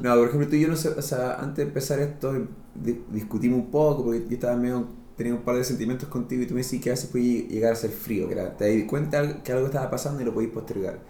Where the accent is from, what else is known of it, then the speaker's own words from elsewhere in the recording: Chile; Santiago, que es la capital de nuestro país, está al centro del mapa geográfico de Chile